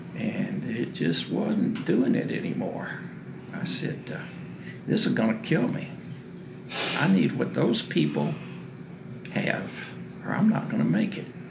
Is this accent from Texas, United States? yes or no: yes; Waco, Texas, United States; I was born in Waco in 1948